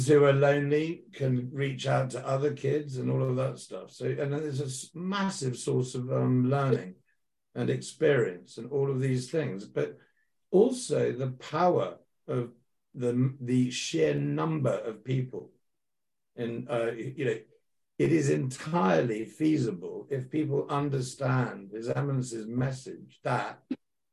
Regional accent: United Kingdom; I'm a British guy.

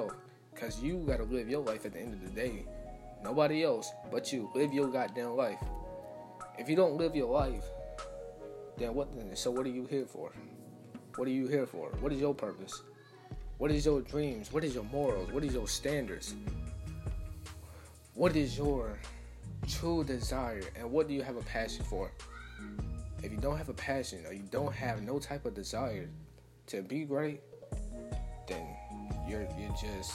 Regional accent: Atlanta, Georgia, United States; I'm from Atlanta.

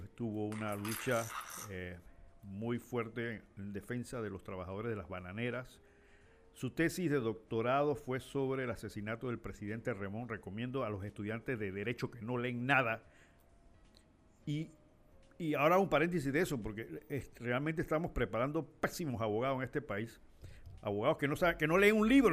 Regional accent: Panama; los panameños

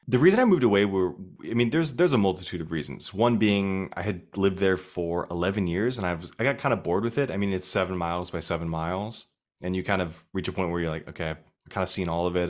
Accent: Arizona, United States; moved away as an adult; now in New York City, United States; I'm from Arizona

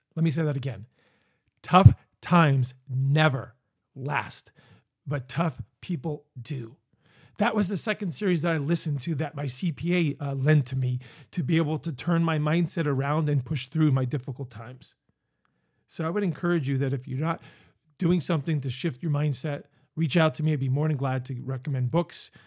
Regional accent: Northeast Pennsylvania, United States; moved away; also born or lived in Virginia Beach, Virginia; I'm from Northeast Pennsylvania

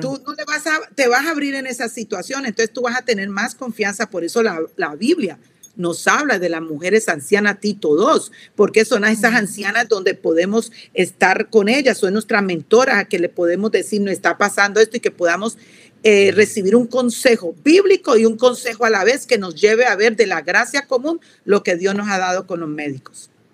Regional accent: Colombia; soy colombiana de pura cepa, soy suramericana

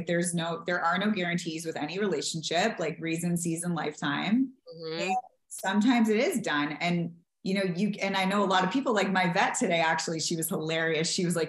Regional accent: the South, United States; I promised this person and I wanted to honor the vows and I'm from the South and da da da.

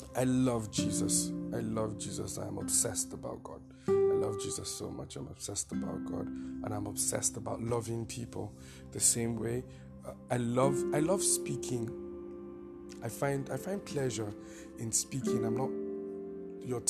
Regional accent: Taraba, Nigeria; now in Abuja, Nigeria; I'm from Taraba State, Chamba by tribe

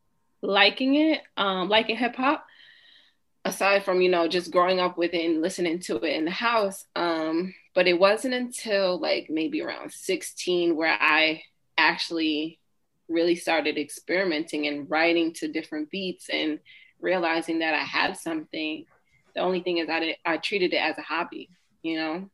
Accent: Peekskill, New York, United States; also born or lived in Tarrytown, New York; now in Danbury, United States; I'm from Westchester, specifically Peekskill, New York

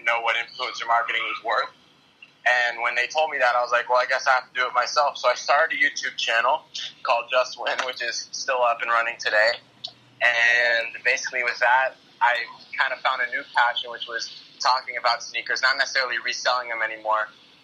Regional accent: Las Vegas, Nevada, United States; born and raised in Las Vegas

